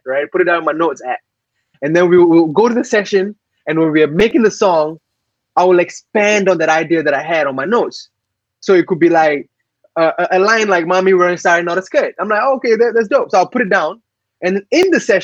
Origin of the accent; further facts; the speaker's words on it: Singapore; I'm a Singaporean boy that speaks Tamil and English.